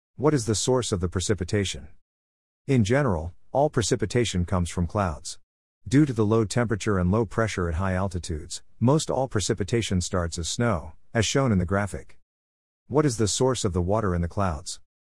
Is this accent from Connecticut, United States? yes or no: no; Rockwall, Texas, United States; Rockwall, my hometown